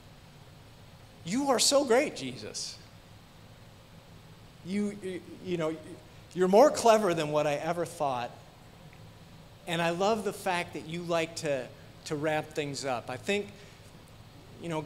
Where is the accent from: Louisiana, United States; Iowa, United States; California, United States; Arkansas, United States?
Iowa, United States; We grew up in Iowa